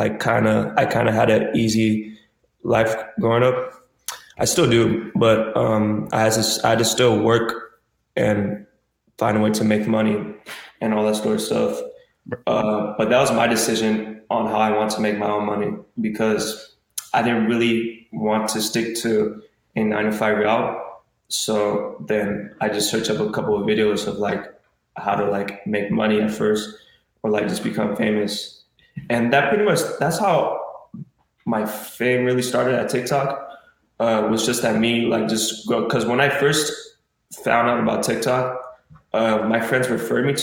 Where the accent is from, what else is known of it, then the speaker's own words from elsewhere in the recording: Arcadia, California, United States; I was born in the race in Arcadia. My whole life I was growing up there